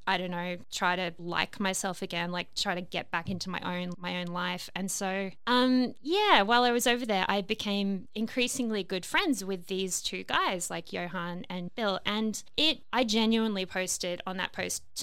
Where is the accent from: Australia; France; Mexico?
Australia; also born or lived in London; I'm an Australian